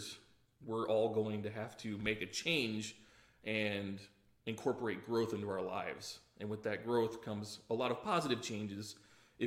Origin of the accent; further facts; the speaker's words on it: Lake Oswego, Oregon, United States; moved away as an adult; now in Benton City, United States; I grew up in a little town called Lake Oswego, Oregon, about 20 miles or so south of Portland, Oregon